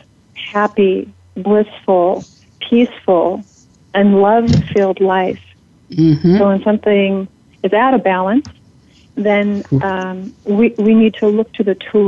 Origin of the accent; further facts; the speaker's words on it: Oregon, United States; I was born in Oregon